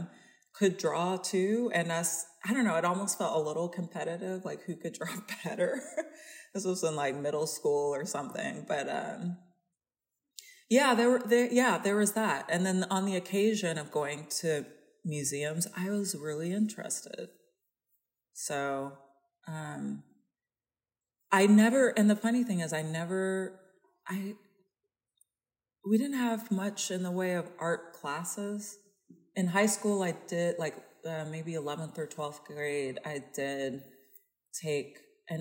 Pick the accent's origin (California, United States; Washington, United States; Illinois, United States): California, United States; I'm from California.